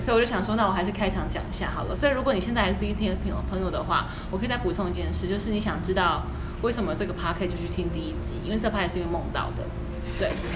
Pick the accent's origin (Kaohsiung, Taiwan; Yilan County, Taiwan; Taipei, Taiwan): Yilan County, Taiwan; Yilan; 我是宜兰人